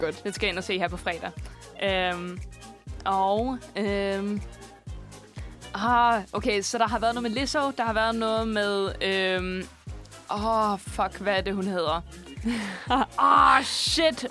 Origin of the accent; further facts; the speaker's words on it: Borup, Zealand, Denmark; jeg er vokset op øh, i Borup, lige, øh, lige syd for Roskilde